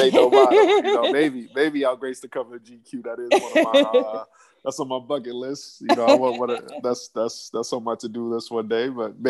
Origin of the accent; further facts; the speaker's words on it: New York, United States; also born or lived in Phoenix, Arizona; I grew up at a couple different places. I'm originally from Phoenix, Arizona, but I spent like the first 10 years of my life in New York. So New York is kind of where I was raised, and I moved back to Phoenix.